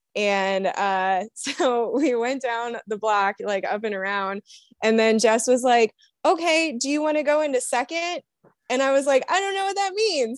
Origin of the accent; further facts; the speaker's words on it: Toledo, Ohio, United States; I am from Toledo, Ohio, and I am a co-captain